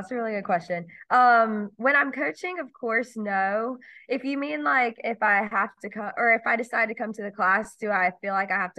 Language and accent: English; Shelby, North Carolina, United States; now in Greenville, United States; So I am from Shelby, North Carolina. It's a small town about 4.5 hours away from Greenville, an hour away from Charlotte. I spent most of my life there.